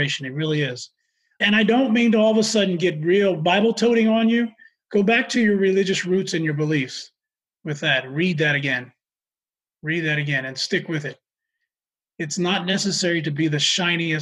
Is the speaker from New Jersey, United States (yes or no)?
yes; New Jersey, United States; moved away; I was born and raised in New Jersey.